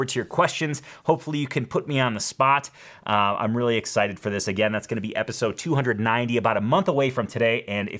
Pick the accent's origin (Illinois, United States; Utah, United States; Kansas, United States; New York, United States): Illinois, United States; Schaumburg; this is my hometown, Schaumburg, Illinois